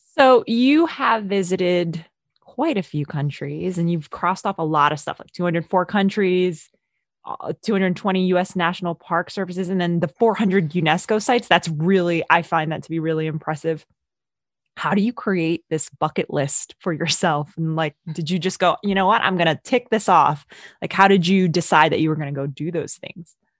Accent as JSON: {"language": "English", "country": "Philippines", "said": "I'm from the Philippines"}